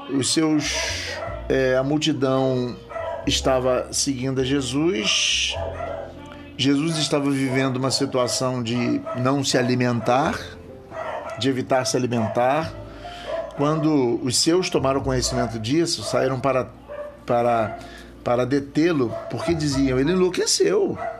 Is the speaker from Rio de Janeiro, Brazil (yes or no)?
yes; Rio de Janeiro, Brazil; eu sou da cidade do Rio de Janeiro